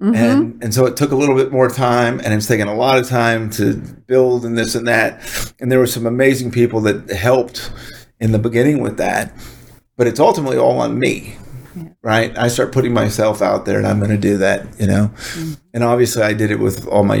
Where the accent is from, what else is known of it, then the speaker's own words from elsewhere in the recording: Dallas, Texas, United States; also born or lived in Washington, D.C.; born in Washington, D.C., moved to Dallas when I was 10, kicking and screaming, and fell in love with it